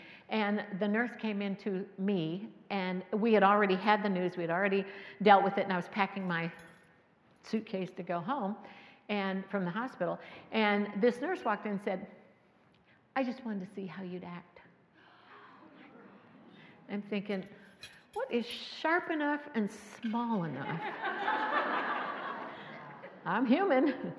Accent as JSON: {"language": "English", "town": "Cocoa Beach", "region": "Florida", "country": "United States", "said": "I'm from Cocoa Beach, Florida, where the Space Center is"}